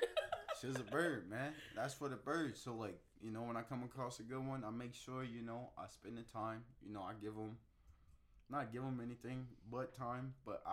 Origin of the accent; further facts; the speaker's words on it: Florida, United States; I'm from Florida